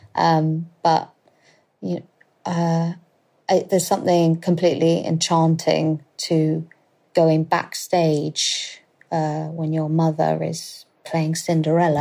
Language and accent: English; London, United Kingdom; I'm currently living with my husband at my parents' house, at the in the house that I grew up